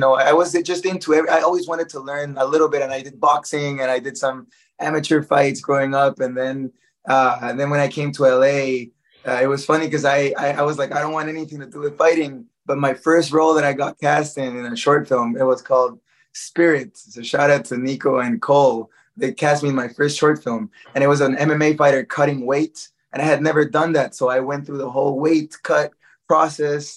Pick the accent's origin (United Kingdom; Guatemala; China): Guatemala; moved away as an adult; I did Krav Maga growing up in Guatemala